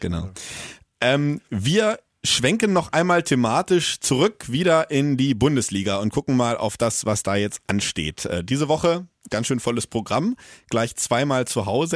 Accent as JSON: {"language": "German", "town": "Hannover", "region": "Lower Saxony", "country": "Germany", "said": "ich komme aus Hannover."}